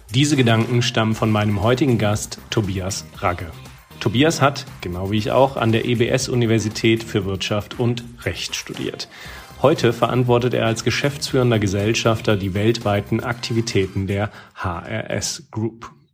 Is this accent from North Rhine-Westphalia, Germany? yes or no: yes; Cologne, North Rhine-Westphalia, Germany; für mich als Kölsche Jung